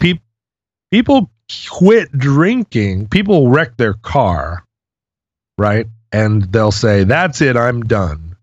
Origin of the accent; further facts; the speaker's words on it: Alaska, United States; When I was growing up in Alaska